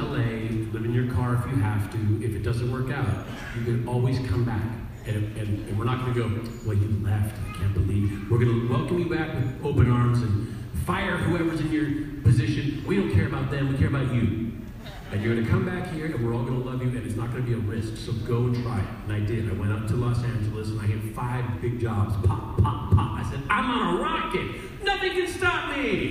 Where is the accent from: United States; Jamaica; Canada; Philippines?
Canada; being Canadian